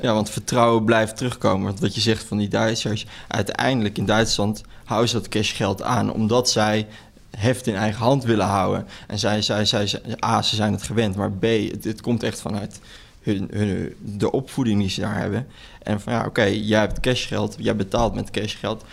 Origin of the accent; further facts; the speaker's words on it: Netherlands; wij als Nederlanders